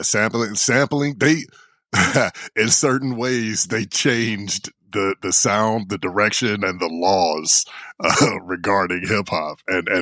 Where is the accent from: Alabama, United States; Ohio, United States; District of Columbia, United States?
Ohio, United States; Cleveland; I am from Cleveland, Ohio